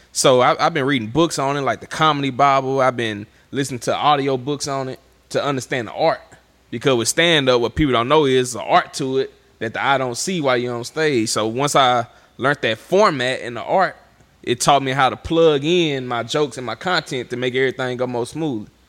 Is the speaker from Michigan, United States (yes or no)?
no; Vidalia, Louisiana, United States; I'm from Vidalia, Louisiana.